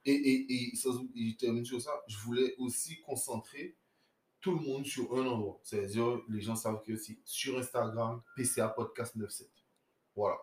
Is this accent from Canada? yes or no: no; Guadeloupe; moved away; je, suis Guadeloupéen. Je suis Guadeloupéen et j'ai fait mon retour au pays